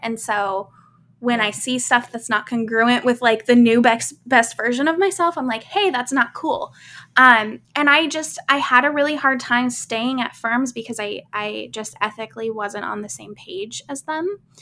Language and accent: English; Midwest, United States; I grew up in the Midwest